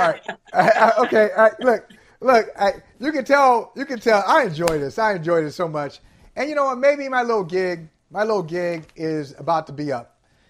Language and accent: English; Ohio, United States; now in New England, United States; Growing up in Ohio, it's all things Buckeyes